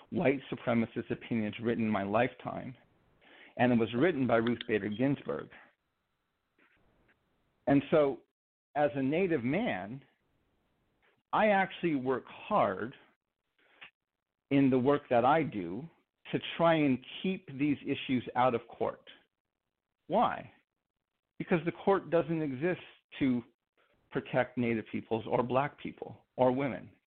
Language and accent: English; Navajo Nation, United States; as an American citizen, also as a Navajo man